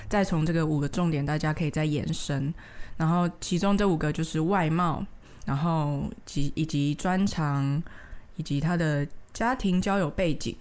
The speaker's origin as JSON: {"language": "Chinese", "country": "Taiwan", "accent": "Taiwanese Mandarin (台湾国语)", "said": "我可能比较台湾国语腔"}